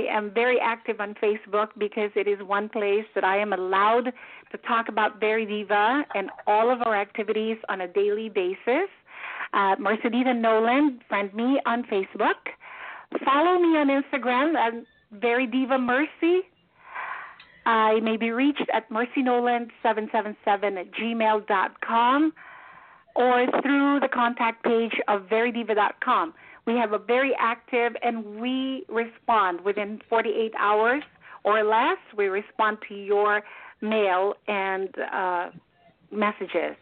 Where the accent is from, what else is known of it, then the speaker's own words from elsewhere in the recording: Philippines; moved away as an adult; also born or lived in Manila; I am a Filipina. I came here after a wonderful career in Manila.